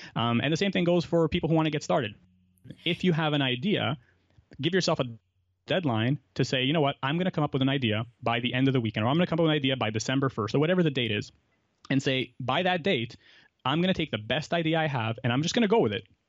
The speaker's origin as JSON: {"language": "English", "town": "Montreal", "region": "Quebec", "country": "Canada", "tie": "born or raised there", "said": "I grew up in Montreal. I've lived here my whole life."}